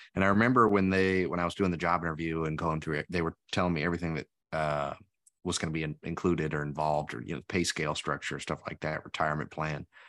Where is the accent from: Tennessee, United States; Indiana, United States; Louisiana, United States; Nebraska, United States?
Tennessee, United States; we're both from Tennessee